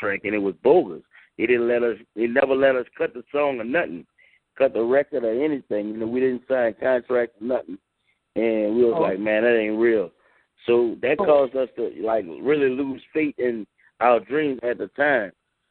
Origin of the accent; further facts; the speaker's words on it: New Orleans, Louisiana, United States; We grew up in the Third Ward.